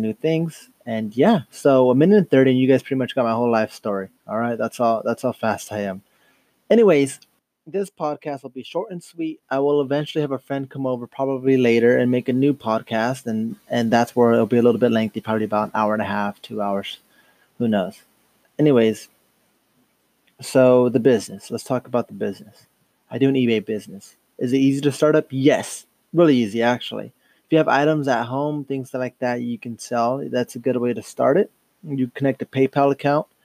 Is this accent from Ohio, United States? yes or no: no; Dos Palos, California, United States; from Dos Palos, California. Grown and raised